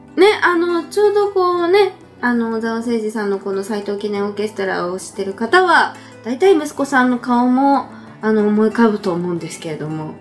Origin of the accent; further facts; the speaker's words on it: Nagano, Japan; 私の実家、長野県の場所ですけど